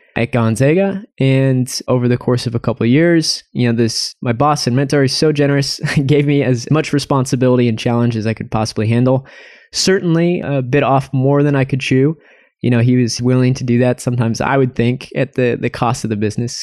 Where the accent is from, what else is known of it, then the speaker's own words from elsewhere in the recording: Spokane, Washington, United States; I'm originally from Spokane, Washington